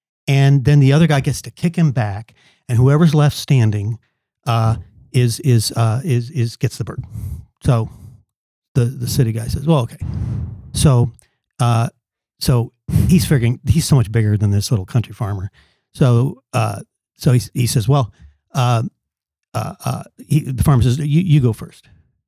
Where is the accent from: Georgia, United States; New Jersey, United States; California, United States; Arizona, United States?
California, United States; now in Kentucky, United States; I came from California out to Kentucky.